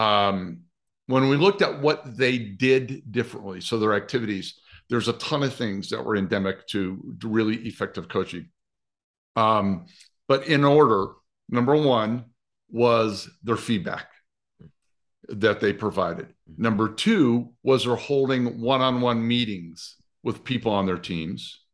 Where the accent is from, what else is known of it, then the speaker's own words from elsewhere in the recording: Nebraska, United States; I grew up in Nebraska.